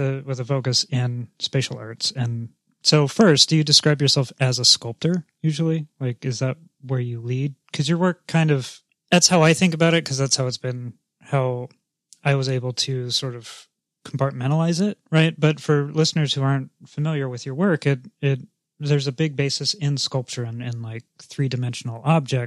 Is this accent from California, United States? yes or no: yes; California, United States; also born or lived in East Coast; as a Californian who has lived back east, I still, I've been back here in California long enough